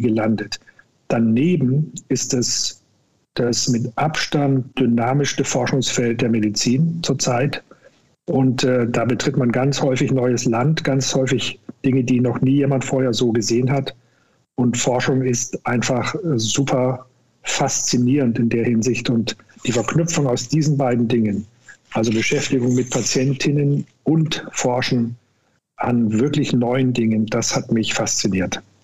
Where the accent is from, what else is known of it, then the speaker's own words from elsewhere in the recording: Upper Franconia, Bavaria, Germany; now in Cologne, Germany; Hausarzt werden in Oberfranken, wo ich herkomme